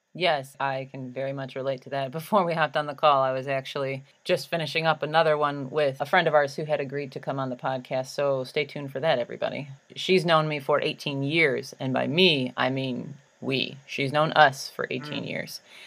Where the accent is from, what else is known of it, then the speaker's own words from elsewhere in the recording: Chicago, Illinois, United States; I'm from Chicago